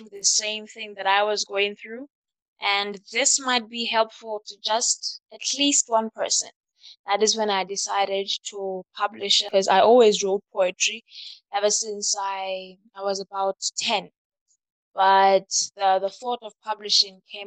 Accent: Lesotho; My hometown is Mafeking

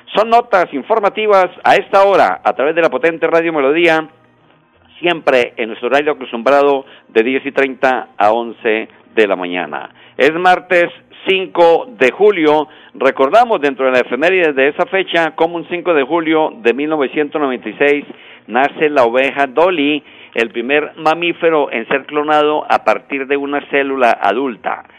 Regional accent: Pamplona, Norte de Santander, Colombia; la ciudad de Pamplona, tierra que me dio nacer, ¿no? Mi pueblito, mi terruño, Pamplona, norte de Santander

